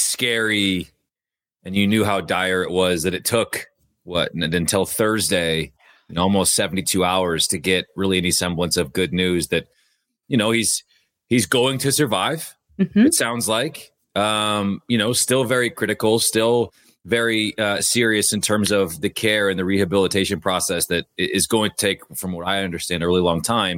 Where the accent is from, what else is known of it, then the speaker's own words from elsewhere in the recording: Bothell, Washington, United States; I'm from Bothell